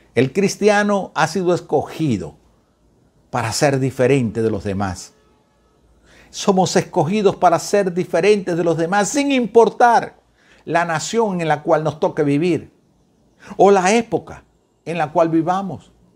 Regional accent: Venezuela; esos venezolanos que tenemos la costumbre de comer arepas y salimos del país

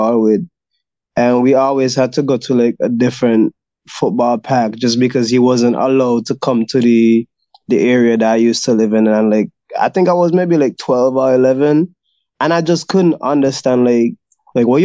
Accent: St. Kitts & Nevis; born or raised there; now in Taiwan

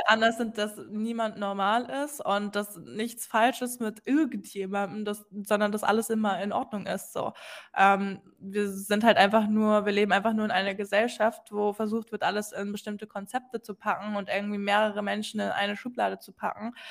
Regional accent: Hamburg, Germany; Ich komme aus der Nähe von Hamburg. Ähm, bezeichne mich gerne aber trotzdem immer als gebürtige Hamburgerin.

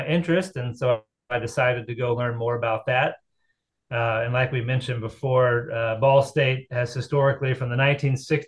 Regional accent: Tennessee, United States; moved away as an adult; also born or lived in Chattanooga, Tennessee; now in Muncie, Indiana, United States; I'm originally from Tennessee, so I cut my roots in high school track and field down in Tennessee

